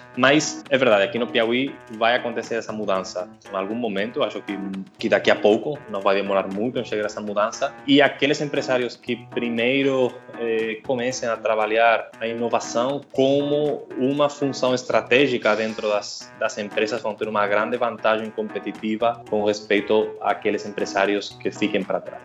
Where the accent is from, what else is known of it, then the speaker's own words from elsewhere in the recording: Spain; Portuguese is a second language; moved away as an adult; also born or lived in Fortaleza, Brazil; now in Teresina, Brazil; Pelo meu sotaque, eu acho que já dá para perceber que, que não sou brasileiro. Sou da, da Espanha, eu levo quase seis anos morando no Brasil